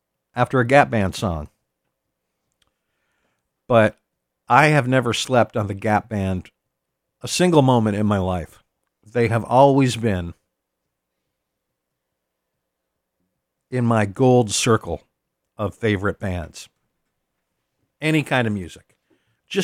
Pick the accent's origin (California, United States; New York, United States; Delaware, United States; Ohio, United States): California, United States; Los Angeles; moved away; I grew up in Los Angeles of the 1970s